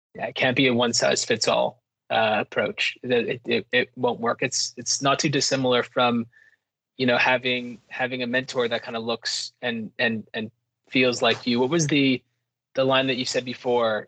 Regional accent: Quebec, Canada; I'm from Quebec

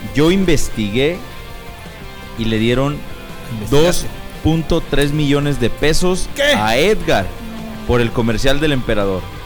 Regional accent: Mexico; especialmente como mexicanos

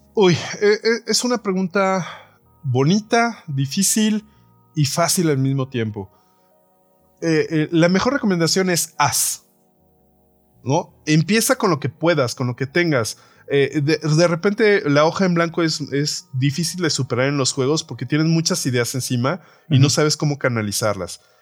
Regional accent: Mexico

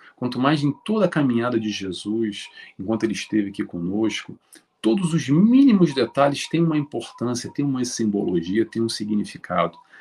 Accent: Rio de Janeiro, Brazil; moved away; Eu sou do Rio de Janeiro, já saí do Brasil há muito tempo

